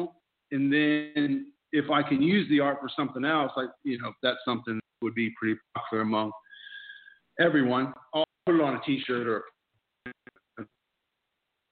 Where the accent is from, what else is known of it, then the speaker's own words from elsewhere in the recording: Indiana, United States; accent: Indiana twang; moved away as an adult; now in Melbourne, Australia; growing up in Indiana